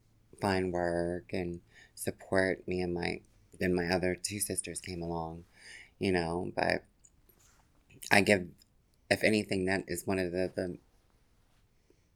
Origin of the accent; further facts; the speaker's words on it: Yonkers, New York, United States; I grew up in Yonkers, New York